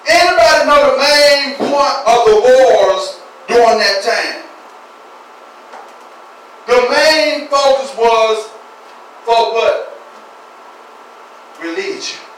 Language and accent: English; United States